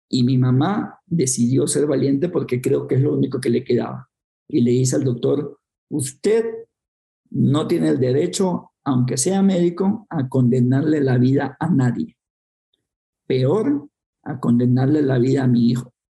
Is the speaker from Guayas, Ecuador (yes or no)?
yes; Guayaquil, Guayas, Ecuador; nací en el Ecuador, en una ciudad que se llama Guayaquil, para ubicarnos, una ciudad bastante húmeda, bastante caliente, cuatro metros sobre el nivel del mar, eh, y me crié en un barrio marginal bastante pobre